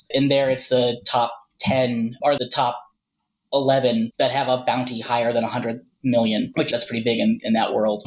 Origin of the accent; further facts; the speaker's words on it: Ohio, United States; moved away; also born or lived in Arizona; I moved from Ohio, which is where I'm originally from, to Arizona in about 2008